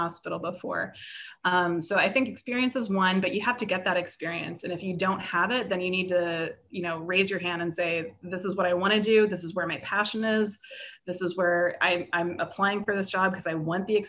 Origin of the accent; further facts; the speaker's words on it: United States; also born or lived in Pittsburgh; now in California, United States; I'm not bilingual, I'm an American. I only speak one language